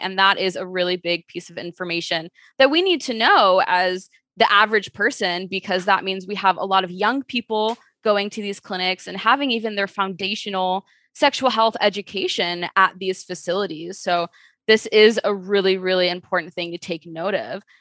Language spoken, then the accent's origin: English; Chicago, Illinois, United States; I am from Chicago, born and raised